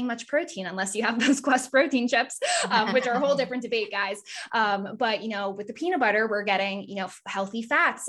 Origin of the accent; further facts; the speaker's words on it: Massachusetts, United States; I'm from Massachusetts